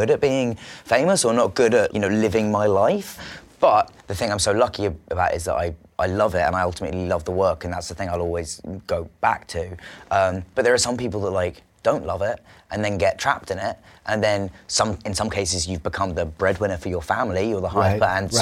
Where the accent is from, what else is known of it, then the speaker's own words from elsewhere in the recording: England, United Kingdom; I'm English